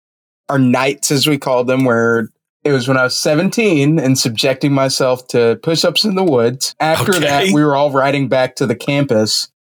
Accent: Atlanta, Georgia, United States; I grew up near Hartsfield Airport, so I know what a plane light looks like.

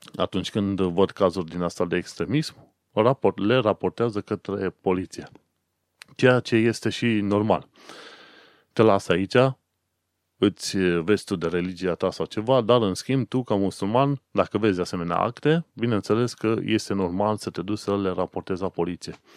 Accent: Romania; now in London, United Kingdom; eu ca român oarecare venit aici

